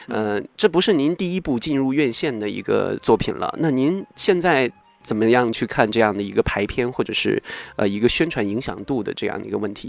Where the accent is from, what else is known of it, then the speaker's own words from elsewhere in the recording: Northeast China, China; 我就是个东北人了